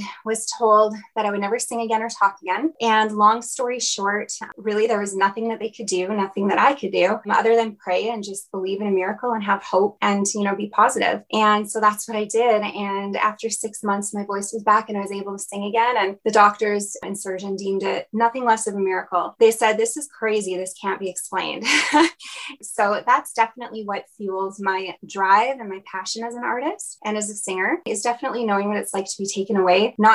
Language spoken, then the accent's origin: English; Kelowna, British Columbia, Canada; moved away as an adult; also born or lived in Nashville; now in Alberta, Canada; I was born and raised in Kelowna, BC, and I moved to Alberta for college